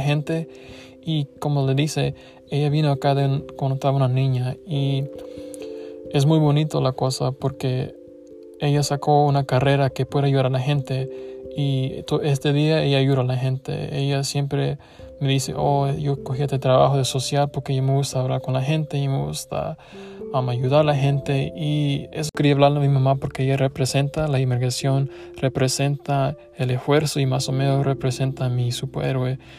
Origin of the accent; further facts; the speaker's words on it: United States; yo soy um, salvadoreño y soy de Estados Unidos y también soy alemán porque mi papá